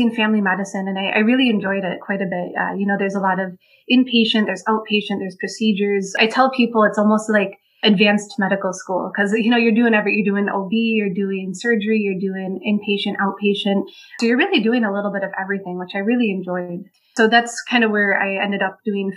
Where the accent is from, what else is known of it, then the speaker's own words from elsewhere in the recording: Wisconsin, United States; moved away as an adult; also born or lived in Chicago, Illinois; now in Olympia Fields, United States; I'm originally from Wisconsin.